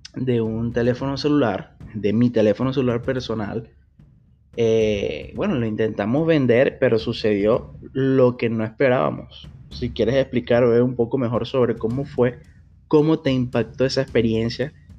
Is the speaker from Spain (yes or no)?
no; Venezuela; moved away as an adult; now in Brazil; soy un venezolano más viviendo en Brasil